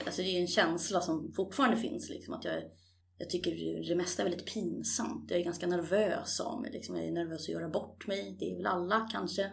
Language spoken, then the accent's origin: Swedish; Stockholm, Stockholm County, Sweden; also born or lived in Årsta havsbad, Haninge; jag är ju född på- och uppvuxen egentligen på Kungsholm, men mina första tio år, eh, där bor jag idag också. Men, eh, sen flyttade vi ut till Årsta havsbad